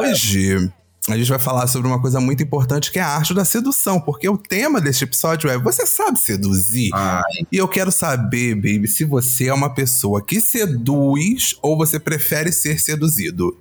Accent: Rio de Janeiro, Brazil; Minha mãe já nasceu no Rio, eu já nasci no Rio

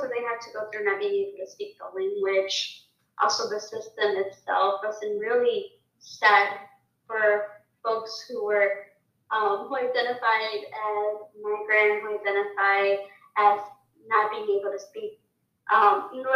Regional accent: Chicago, Illinois, United States; how I grew up in Chicago

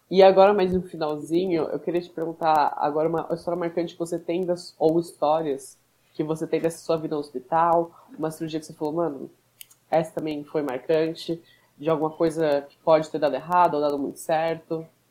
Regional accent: São Paulo, Brazil; A gente é de São Paulo, São Paulo também

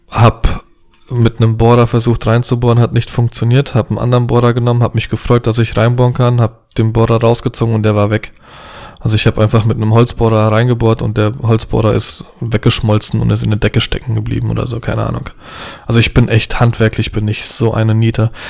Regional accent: Poland; Pole mit zwei linken Händen. Also auch Polen sind ja grundsätzlich handwerklich begabt.

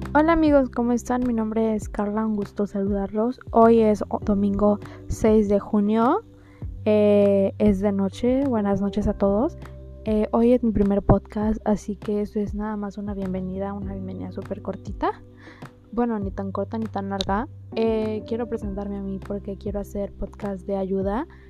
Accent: Villahermosa, Tabasco, Mexico; soy de Villahermosa, Tabasco.

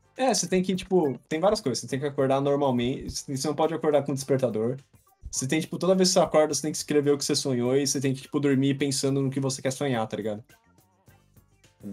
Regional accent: São Paulo, Brazil; eu acho que eu cresci na Paulista. Tipo, a gente ia no Bob's da Paulista ficar jogando Nintendo 3DS

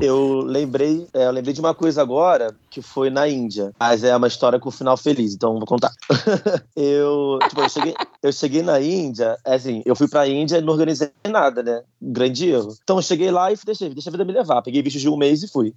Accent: Brazil; now in Paris, France; sou brasileiro

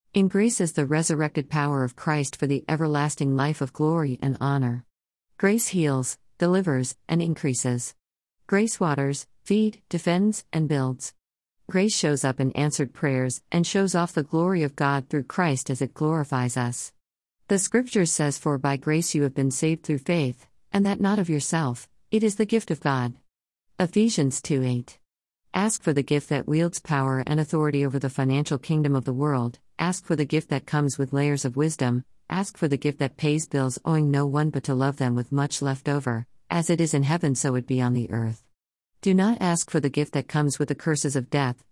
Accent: Jamaica; first language Jamaican Patois; moved away; My home country boasts numerous sayings, words with expressive meanings most often hard to explain in the bare English language

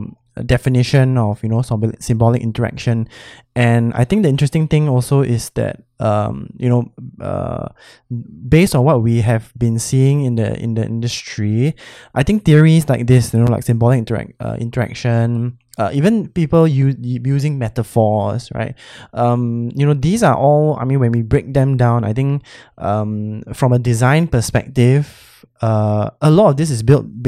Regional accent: Singapore; as a Singaporean

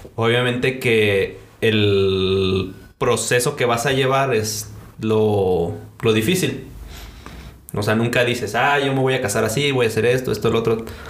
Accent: Celaya, Guanajuato, Mexico; moved away as an adult; also born or lived in Costa Chica, Guerrero; now in Aguascalientes, Mexico; Nací en Celaya, Guanajuato, realmente es donde he vivido la mayor parte de mi vida

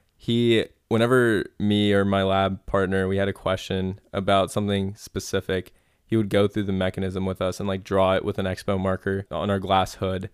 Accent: Centerville, Ohio, United States; my hometown is Centerville, Ohio

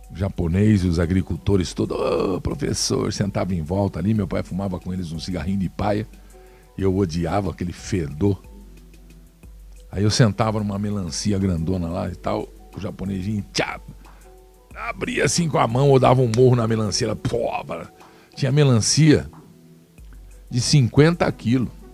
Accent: Brazil; Todos nós somos brasileiros

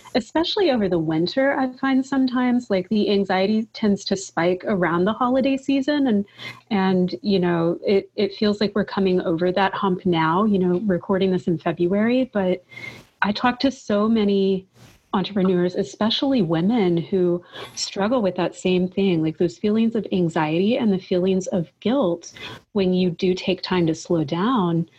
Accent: Kentucky, United States; I'm from Kentucky

